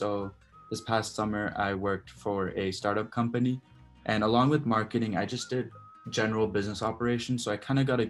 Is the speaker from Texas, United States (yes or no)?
yes; Dallas, Texas, United States; I'm from Dallas